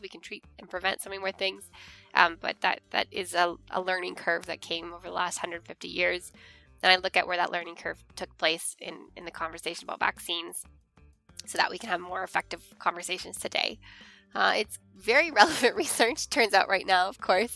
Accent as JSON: {"language": "English", "country": "Canada", "moved": "yes", "said": "I am from Canada, as you can tell from my accent"}